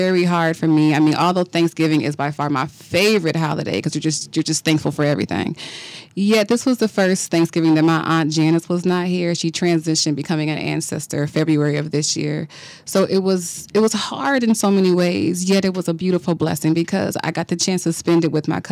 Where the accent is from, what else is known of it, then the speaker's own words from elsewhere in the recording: Flint, Michigan, United States; moved away as an adult; now in New Orleans, United States; Originally, I am from Flint, Michigan. I moved here in 2016